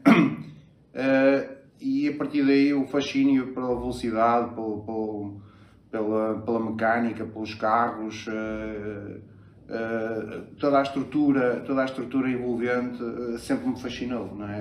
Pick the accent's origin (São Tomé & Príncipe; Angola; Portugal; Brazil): Portugal; Matosinhos, Norte; Eu sou, do, sou de Matosinhos, uh, nasci em Matosinhos, uh, trabalho no Porto